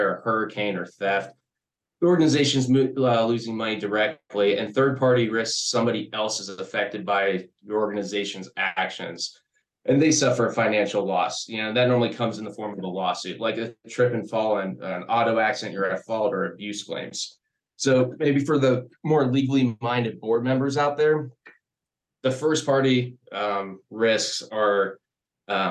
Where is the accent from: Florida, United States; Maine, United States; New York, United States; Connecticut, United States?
Florida, United States; Sarasota; I was born and raised here in Sarasota